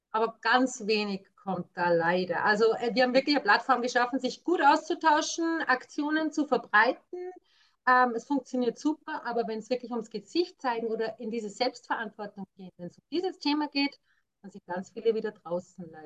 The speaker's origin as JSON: {"language": "German", "country": "Austria", "said": "als Österreicherin {S2} empfinde ich es fast so, dass es in Österreich trotzdem auch so langsam war"}